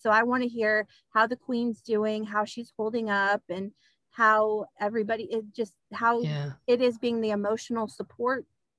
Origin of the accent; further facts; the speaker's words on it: United States; us Americans don't know what a BUTTY is.